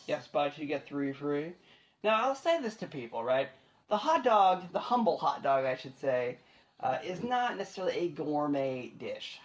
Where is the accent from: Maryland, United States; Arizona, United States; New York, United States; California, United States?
Maryland, United States; Frederick; moved away; I grew up in Frederick